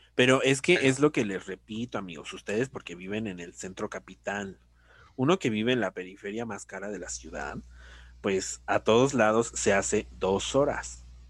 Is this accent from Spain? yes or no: no; Mexico; somos mexicanos